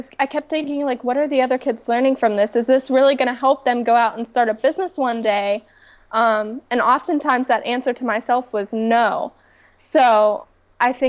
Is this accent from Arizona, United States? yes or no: no; Pittsburgh, Pennsylvania, United States; my hometown of Pittsburgh, Pennsylvania.